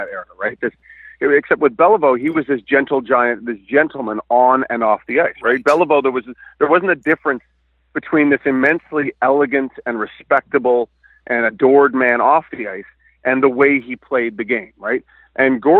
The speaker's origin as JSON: {"language": "English", "town": "Vancouver", "region": "British Columbia", "country": "Canada", "tie": "born or raised there", "said": "I grew up in Vancouver"}